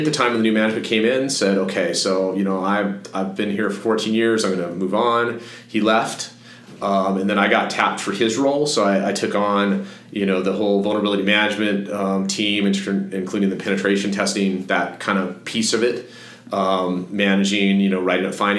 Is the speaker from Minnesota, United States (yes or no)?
no; Fort Collins, Colorado, United States; moved away as an adult; I grew up in Fort Collins